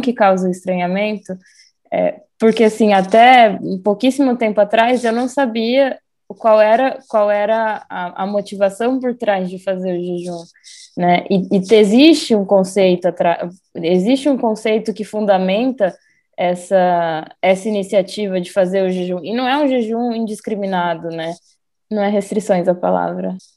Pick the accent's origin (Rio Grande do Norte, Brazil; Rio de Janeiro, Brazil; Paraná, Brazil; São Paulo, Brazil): Paraná, Brazil; Foz do Iguaçu; a gente cresceu em Foz